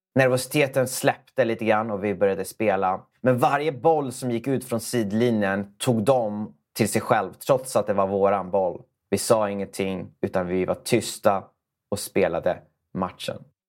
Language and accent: Swedish; Sweden; det trygga Sverige där vi växte upp